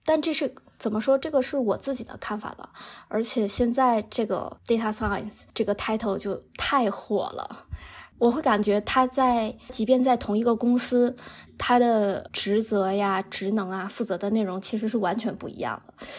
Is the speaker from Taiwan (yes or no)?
no; Northeast China, China; moved away as an adult; now in Netherlands; 我来自东北